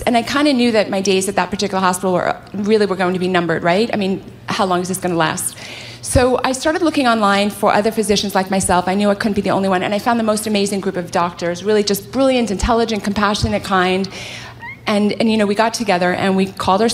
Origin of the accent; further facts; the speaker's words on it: California, United States; I hail from California